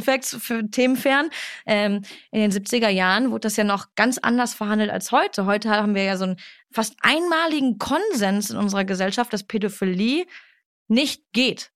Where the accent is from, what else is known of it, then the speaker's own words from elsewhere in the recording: Duisburg, North Rhine-Westphalia, Germany; moved away; ich komme aus Duisburg mhm. und ich bin sehr froh, dass ich da aufgewachsen bin